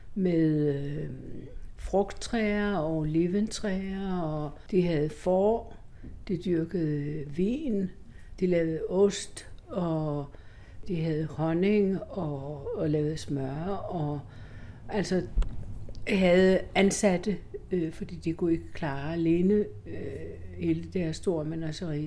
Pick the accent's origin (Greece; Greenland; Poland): Greece; moved away